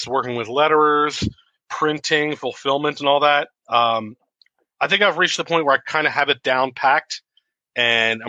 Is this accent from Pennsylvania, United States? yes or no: yes; Philadelphia, Pennsylvania, United States; moved away as an adult; also born or lived in West Coast of the United States; I'm originally from Philadelphia. I kind of moved out to the West Coast of the United States to go to school